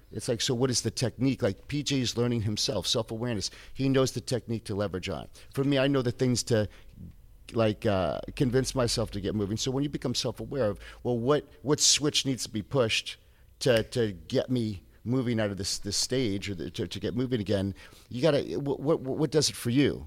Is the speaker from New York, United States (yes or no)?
no; Tampa, Florida, United States; I grew up in Tampa